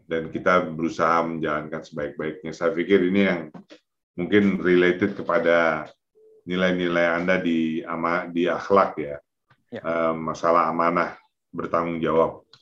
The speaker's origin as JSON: {"language": "Indonesian", "town": "Pekanbaru", "region": "Riau", "country": "Indonesia", "tie": "born there", "also_born_or_lived": "Jakarta", "said": "mereka merantau dari kampung di Payakumbuh sana, kemudian ke Pekanbaru, saya lahir di Pekanbaru, kemudian ke Jakarta."}